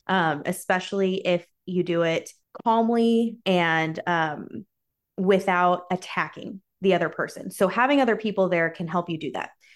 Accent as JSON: {"language": "English", "country": "United States", "said": "I'm American."}